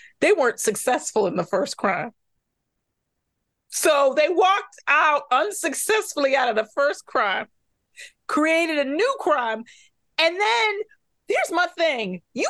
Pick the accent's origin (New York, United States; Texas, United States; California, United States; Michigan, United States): Michigan, United States; Detroit; I grew up in Detroit and my parents both worked for Ford.